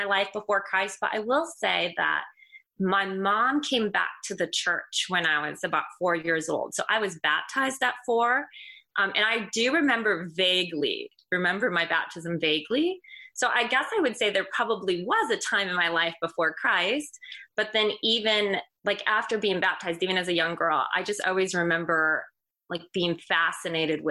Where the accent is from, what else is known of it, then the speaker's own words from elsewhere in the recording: Michigan, United States; moved away as an adult; also born or lived in Indiana; now in Carmel, United States; I grew up in Michigan, but the Lord moved me to Indiana shortly after I was married